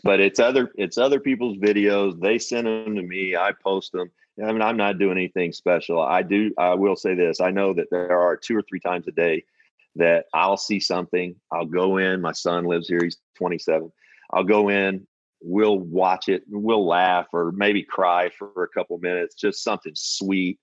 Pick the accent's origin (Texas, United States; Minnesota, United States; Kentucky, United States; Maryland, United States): Kentucky, United States; growing up in Kentucky I knew one Jewish person